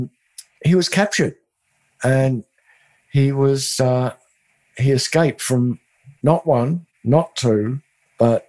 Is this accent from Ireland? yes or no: no; Australia; now in Austin, United States; I'm from Australia